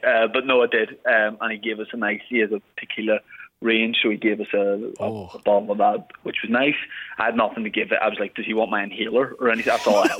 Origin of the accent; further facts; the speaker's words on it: Northern Ireland, United Kingdom; Being a Northern Irish sex symbol